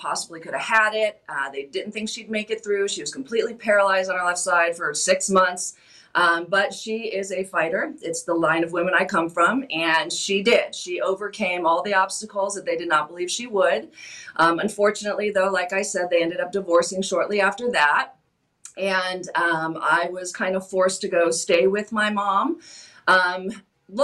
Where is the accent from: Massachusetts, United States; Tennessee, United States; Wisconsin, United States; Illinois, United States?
Illinois, United States; Waukegan; moved away; also born or lived in Florida / Arizona; I was born and raised in Illinois, mainly the far northern suburbs. Grew up in Waukegan, Zion, Gurnee, kind of that area.